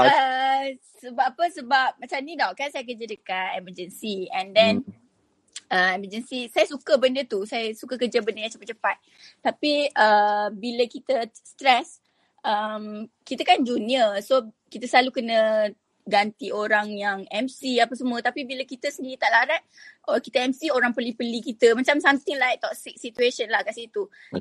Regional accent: Kuantan, Pahang, Malaysia; Saya orang Kuantan. Kuantan Pahang.

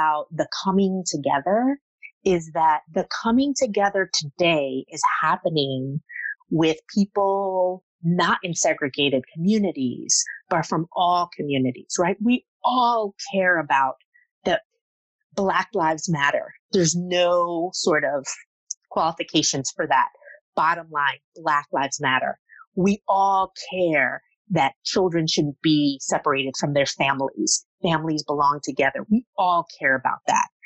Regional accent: Jersey City, New Jersey, United States; I grew up in Jersey City in sort of the area that has been gentrified.

